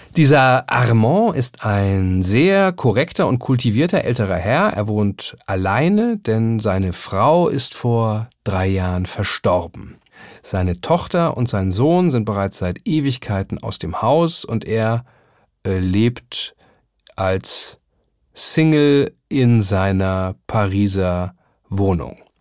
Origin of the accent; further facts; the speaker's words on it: Hamburg, Germany; ein bisschen beschnacken, wie man bei uns in Hamburg sagen würde